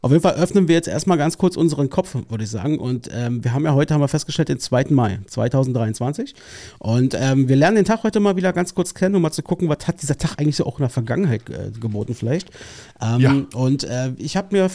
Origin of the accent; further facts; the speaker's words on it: Berlin, Germany; Ich bin Berliner